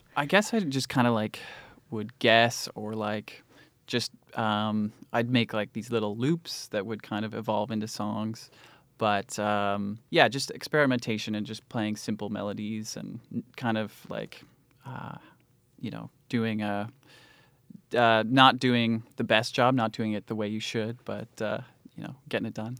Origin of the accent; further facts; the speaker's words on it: Cambridge, Ontario, Canada; I grew up in Cambridge, Ontario, and it was pretty quiet there.